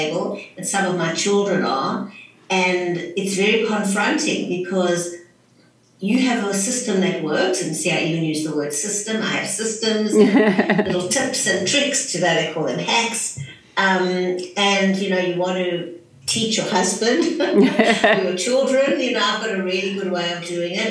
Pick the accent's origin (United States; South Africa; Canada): South Africa; moved away as an adult; also born or lived in Johannesburg; now in Sydney, Australia; I'm originally from South Africa, but I now live in Sydney, Australia